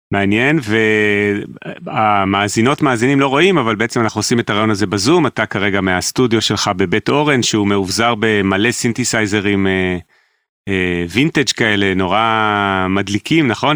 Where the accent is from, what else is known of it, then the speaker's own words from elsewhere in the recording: Jerusalem, Jerusalem District, Israel; גדלנו על אותם דברים, רק אני בירושלים